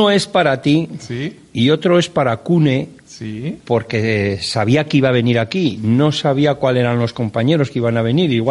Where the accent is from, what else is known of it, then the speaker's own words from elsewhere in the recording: La Rioja, Spain; Nosotros como riojanos